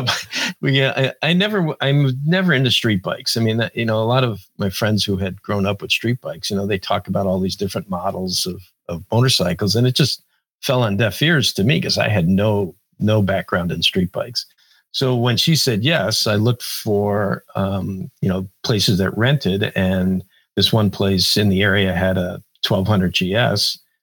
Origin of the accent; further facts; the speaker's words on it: New Jersey, United States; where I grew up in New Jersey, there were gravel pits.